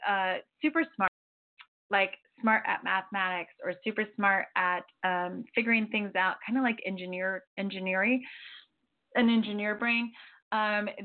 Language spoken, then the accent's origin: English; Florida, United States; now in Santa Barbara, United States; I'm from Florida